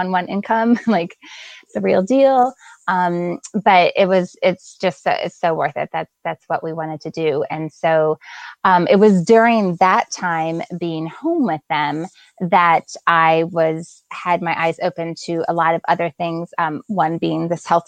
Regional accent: Delaware, United States; also born or lived in Lancaster, Pennsylvania; in fourth grade, I moved to Delaware. So then I grew up the rest of the time in Delaware.

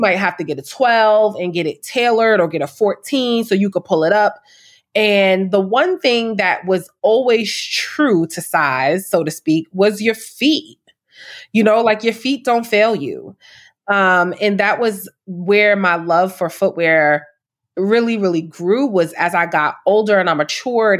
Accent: New York City, New York, United States; I'm from Harlem, born and raised

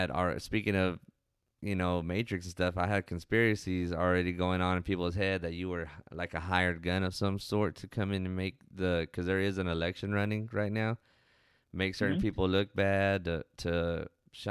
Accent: Ozona, Texas, United States; I'm growing up in Ozona where they call it Crooked County, not Crockett County

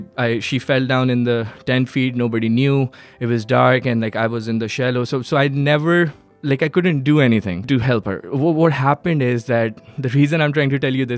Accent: Karachi, Sindh, Pakistan; English is a second language; moved away as an adult; now in Herndon, United States; I was born in Karachi, Pakistan

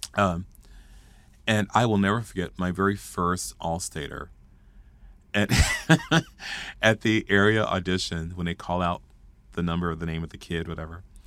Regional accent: Fort Worth, Texas, United States; I grew up in Stop Six, Fort Worth, Texas

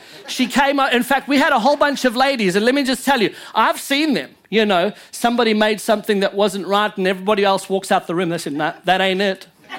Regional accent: Louisiana, United States; You know, I'm just a Cajun that just made it a whole lot later than all y'all. but I do speak French legit.

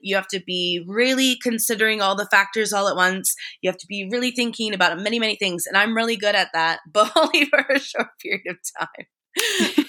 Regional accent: Paris, Ontario, Canada; moved away as an adult; also born or lived in London; now in Paris, Canada; we're in my hometown now

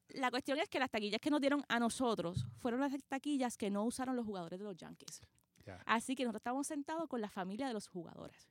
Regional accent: Puerto Rico; que nosotros no éramos de allí, que nosotros somos de Puerto Rico.

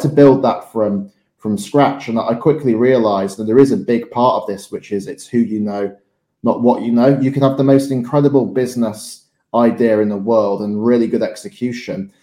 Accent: Morley, Yorkshire and the Humber, United Kingdom; I grew up in Morley in West Yorkshire

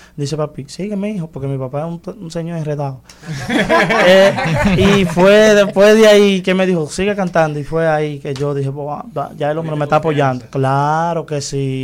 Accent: Santiago Rodríguez, Dominican Republic; mi pueblo, Santiago Rodríguez

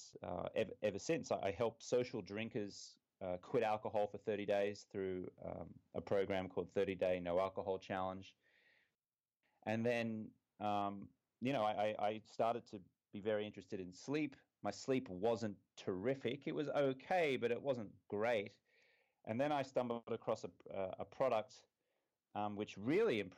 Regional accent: Brisbane, Queensland, Australia; moved away as an adult; also born or lived in London; I'm from Brisbane, Australia. I was here until I was, when I say here, I'm actually in Brisbane, Australia at the moment. I was here until I was 23 years old

